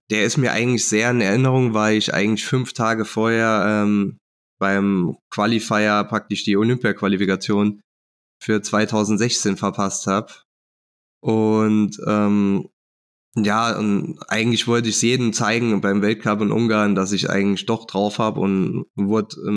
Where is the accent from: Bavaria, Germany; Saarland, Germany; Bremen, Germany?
Saarland, Germany; Saarbrücken; ich bin 36 Jahre alt, ich komme aus Saarbrücken und ähm, dort wohne ich auch